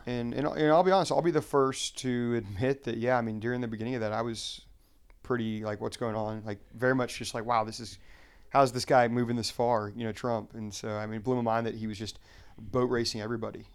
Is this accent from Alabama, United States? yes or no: yes; Huntsville, Alabama, United States; moved away as an adult; now in Arlington, United States; born and raised in Huntsville, Alabama, uh, but I now live here um, in Arlington, Virginia